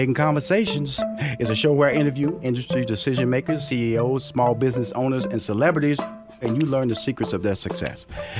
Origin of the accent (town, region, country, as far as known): Houston, Texas, United States